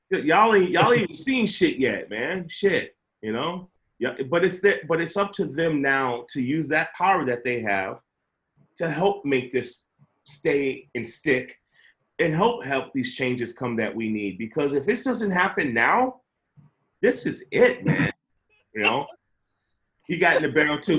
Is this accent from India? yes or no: no; Chicago, Illinois, United States; moved away; I grew up in Chicago where there was ghetto birds all the time over the West Side with spotlights.